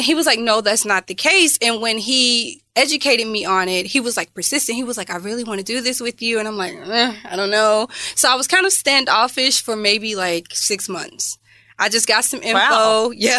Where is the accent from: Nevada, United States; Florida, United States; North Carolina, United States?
North Carolina, United States; I'm Southern, like, I'm from North Carolina, so yes, ma'am, no, ma'am, yes, sir, that's a thing.